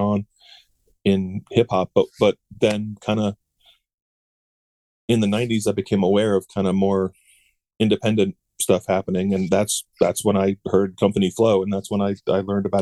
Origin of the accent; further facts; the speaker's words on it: Charlottesville, Virginia, United States; I grew up in Virginia in Charlottesville